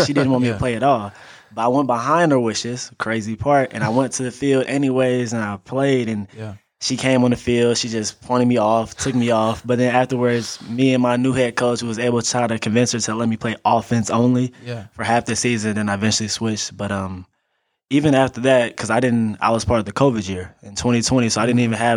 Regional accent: Cape Girardeau, Missouri, United States; Cape Girardeau, Missouri, man. Born and raised

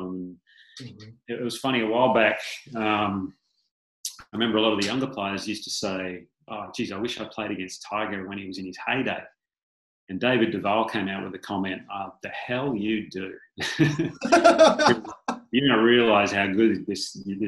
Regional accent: Australia; being an Aussie

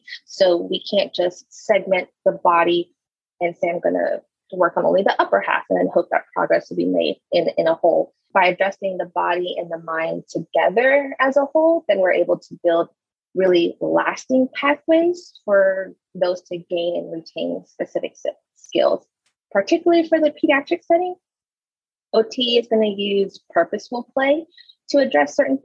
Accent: Louisiana, United States; moved away as an adult; also born or lived in Frisco, Texas; I'm moving to Louisiana, back to my hometown

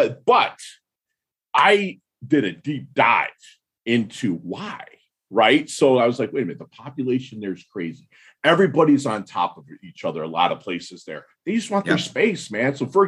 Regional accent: Midwest, United States; now in South Florida, United States; I'm from the Midwest

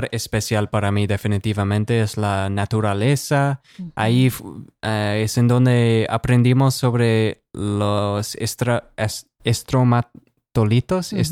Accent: United States; Bueno, como un gringo no quiero sonar que estoy quejándome sobre un programa de México

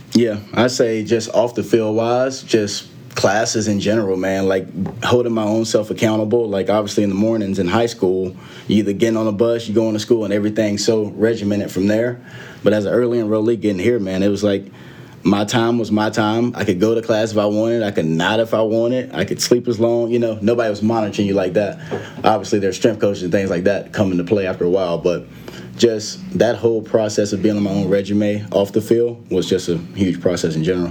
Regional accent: a couple hours from Atlanta, Georgia, United States; back in atlanta georgia obviously a couple hours from my hometown

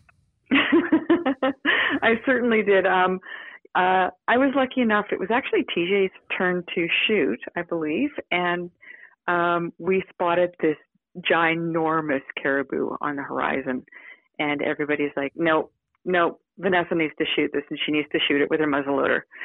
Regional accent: Victoria, British Columbia, Canada; I grew up in Victoria, BC, I spent most of my childhood either uh, competing with horses or sailing

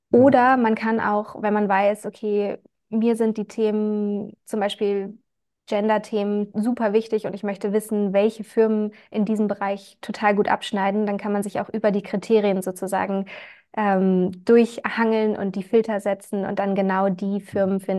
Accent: Germany; now in Vienna, Austria; ja, wir sind ein Startup aus Wien. Ich komme ursprünglich aus Deutschland

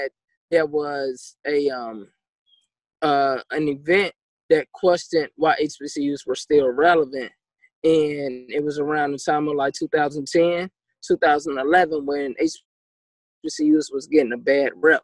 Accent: Charlotte, North Carolina, United States; moved away as an adult; now in Miami, United States; I'm from Charlotte.

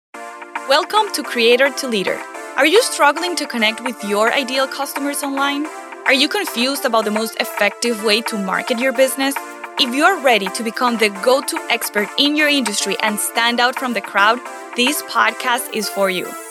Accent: Venezuela; I come from Venezuela

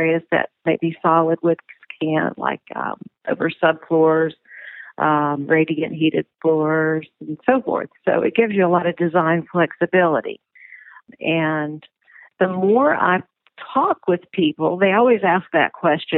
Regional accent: Dalton, Georgia, United States; I grew up in Dalton, Georgia

